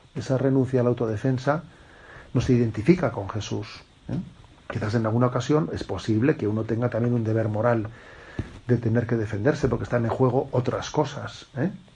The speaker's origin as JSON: {"language": "Spanish", "country": "Spain", "also_born_or_lived": "Zumárraga", "said": "soy un sacerdote de España"}